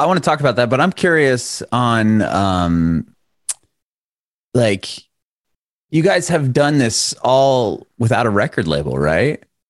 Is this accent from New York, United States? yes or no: no; San Diego, California, United States; now in Nashville, United States; I'm from Southern California originally.